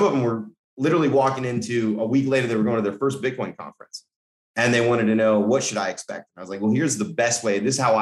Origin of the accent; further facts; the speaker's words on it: Colorado, United States; I'm from Colorado, middle America kid